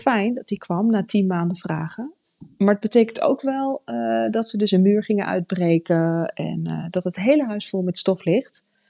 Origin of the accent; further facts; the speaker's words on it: Netherlands; we komen uit Nederland